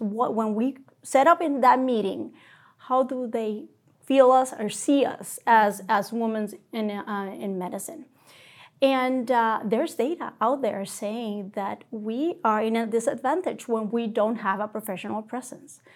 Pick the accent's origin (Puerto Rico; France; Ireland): Puerto Rico; moved away as an adult; now in Rochester, United States; I'm from Puerto Rico. That's home for me. I trained there as a general surgeon